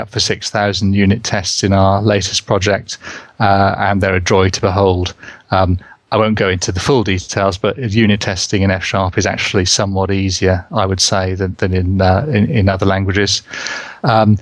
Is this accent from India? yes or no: no; England, United Kingdom; accent: English; my English accent